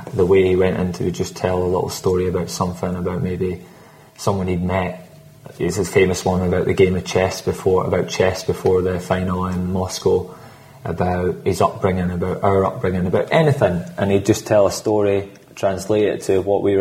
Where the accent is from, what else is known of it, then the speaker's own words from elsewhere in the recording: Scotland, United Kingdom; I'm Scottish.